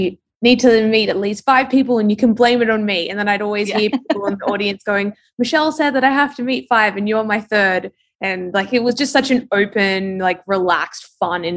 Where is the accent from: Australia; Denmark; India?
Australia; accent: Australian; moved away as an adult; also born or lived in London, United Kingdom; now in New York City, United States; I'm Australian, you can probably tell from my accent.